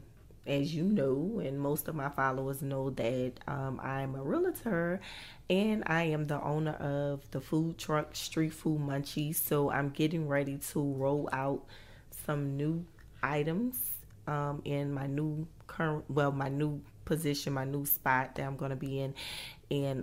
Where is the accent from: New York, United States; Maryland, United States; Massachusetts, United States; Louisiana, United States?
Louisiana, United States; New Orleans; I'm originally from New Orleans, Louisiana